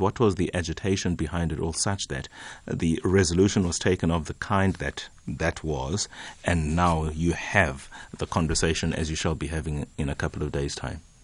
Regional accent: Eastern Cape, South Africa; I come from the Eastern Cape

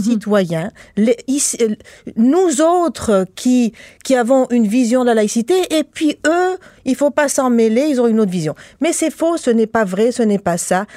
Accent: Tunisia; now in Quebec, Canada; moi je suis tunisienne

